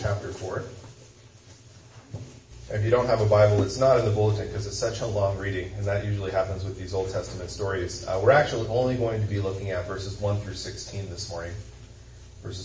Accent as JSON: {"language": "English", "region": "Kansas", "country": "United States", "said": "I'm from Kansas"}